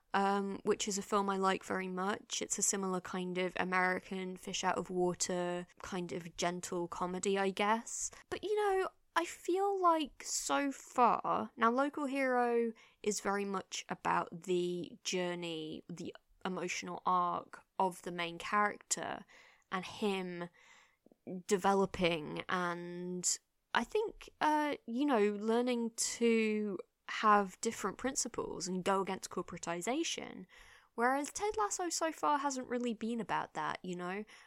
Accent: England, United Kingdom; as an English person

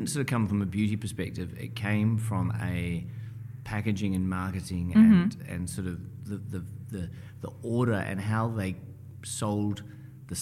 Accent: New Zealand; we grew up in New Zealand, so she would go to Smith & Coe, which was our kind of premium department store

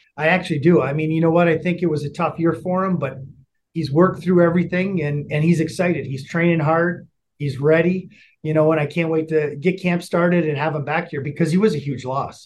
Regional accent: United States; moved away as an adult; now in Calgary, Canada; me being American

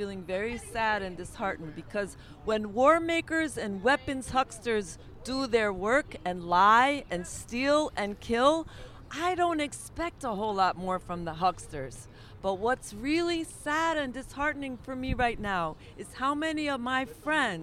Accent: New York City, New York, United States; I'm a New Yorker

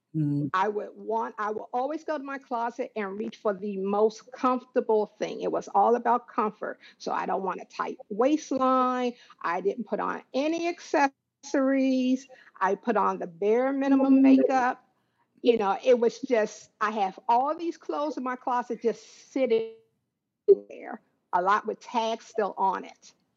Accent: Waldorf, Maryland, United States; I am from Waldorf, Maryland.

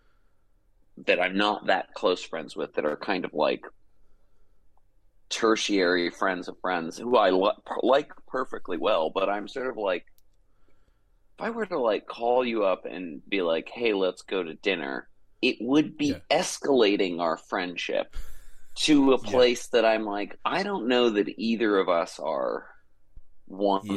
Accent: Atlanta, Georgia, United States; moved away as an adult; also born or lived in New York / Los Angeles; I'm from Atlanta, Georgia, originally. And I moved to New

